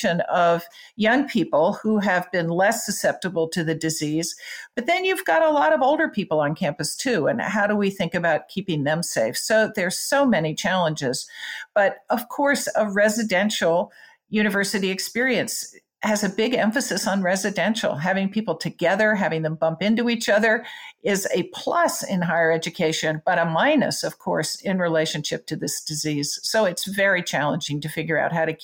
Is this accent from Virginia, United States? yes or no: yes; Front Royal, Virginia, United States; I grew up near Front Royal